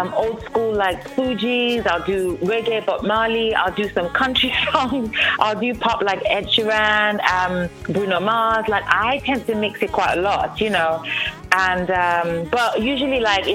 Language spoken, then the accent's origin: English; England, United Kingdom; moved away as an adult; also born or lived in Nigeria / Los Angeles, United States / Las Vegas, United States; now in Houston, United States; I was born in Nigeria, grew up in England, and then moved to the United States of America in 2007 late